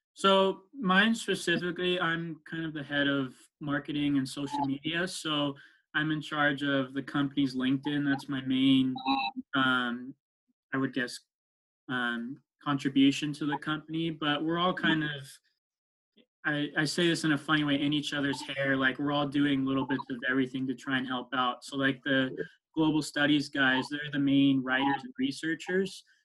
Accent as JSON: {"language": "English", "area": "East Bay", "region": "California", "country": "United States", "tie": "born or raised there", "also_born_or_lived": "Stanford, California", "said": "I grew up in the East Bay most of my life"}